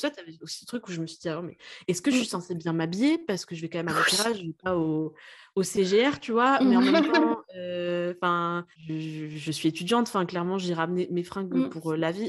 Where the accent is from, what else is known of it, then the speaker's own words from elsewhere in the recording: Lille, Hauts-de-France, France; moved away; je viens, enfin je suis née à Lille à la base